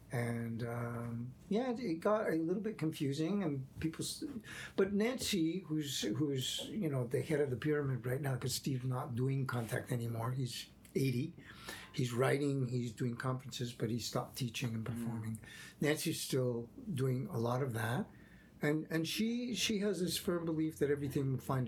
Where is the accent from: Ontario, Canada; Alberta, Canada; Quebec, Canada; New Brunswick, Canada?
Quebec, Canada; Well, I come from Quebec.